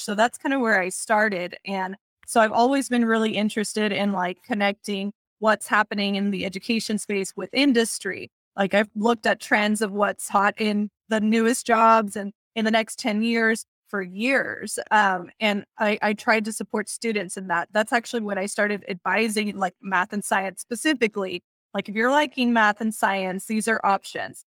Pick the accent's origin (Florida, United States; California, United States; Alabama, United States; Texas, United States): Texas, United States; also born or lived in Puerto Rico; I was born in Puerto Rico, but I was raised here in Texas.